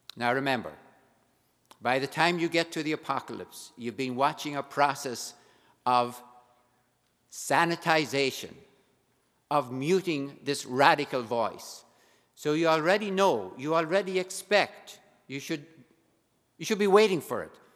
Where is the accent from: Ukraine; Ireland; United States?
Ireland; being Irish